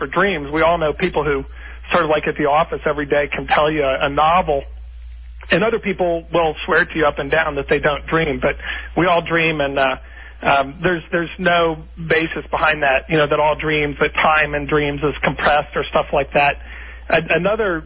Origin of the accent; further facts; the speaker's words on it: Bethesda, Maryland, United States; I'm born and raised in Bethesda, Maryland, Washington, D.C.